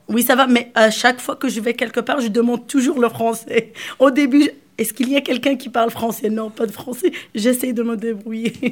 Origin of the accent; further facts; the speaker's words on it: Agadir, Souss-Massa, Morocco; first language Arabic; French is a second language; moved away as an adult; now in New Brunswick, Canada; je suis marocaine, je viens d'une ville qui s'appelle Agadir